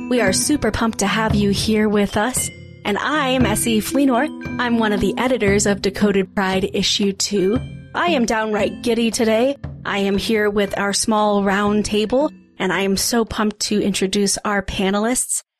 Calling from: Denver, Colorado, United States; I'm calling from Denver, Colorado. Not that cool, but hey

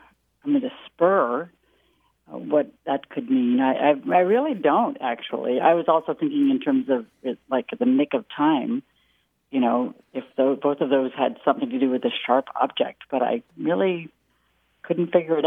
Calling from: Novato, California, United States; I'm calling from Novato, California.

